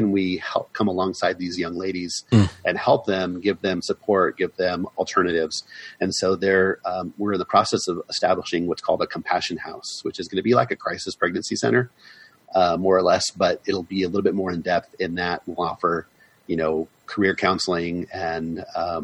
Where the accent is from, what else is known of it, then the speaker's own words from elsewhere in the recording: United States; we know that we'll never completely be Irish because we're American born